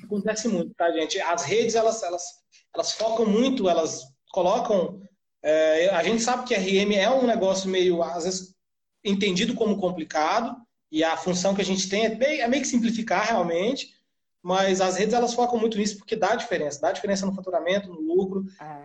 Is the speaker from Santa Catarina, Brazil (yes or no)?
yes; Florianópolis, Santa Catarina, Brazil; A gente é de Florianópolis